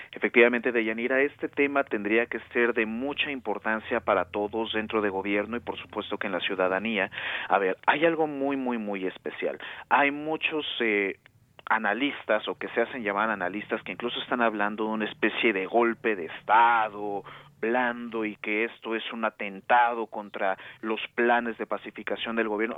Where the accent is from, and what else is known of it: Mexico